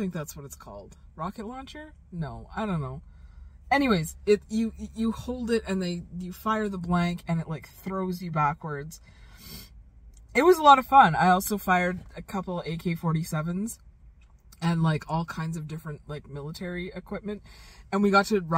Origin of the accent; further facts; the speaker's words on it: Calgary, Alberta, Canada; moved away; growing up in Calgary